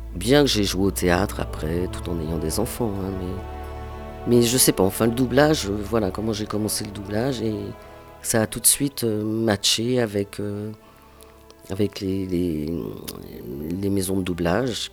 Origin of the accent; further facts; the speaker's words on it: Pantin, Île-de-France, France; accent: Parisian; je suis né à Pantin